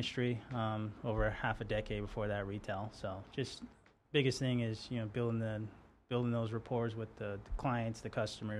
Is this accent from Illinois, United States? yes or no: no; Las Vegas, Nevada, United States; from Las Vegas. It's been interesting. Been here since I was three.